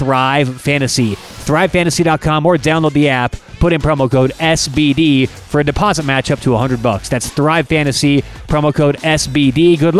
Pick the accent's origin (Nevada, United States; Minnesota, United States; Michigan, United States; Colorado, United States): Colorado, United States; Denver; Not because I'm from Denver